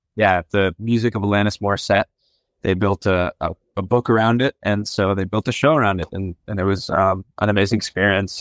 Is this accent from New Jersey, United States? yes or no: yes; New Jersey, United States; moved away; I'm from New Jersey originally